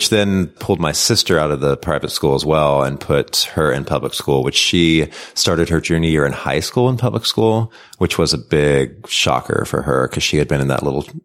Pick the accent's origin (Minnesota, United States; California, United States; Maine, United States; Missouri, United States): Missouri, United States; Um, I grew up in a really small town. I went to a one room school.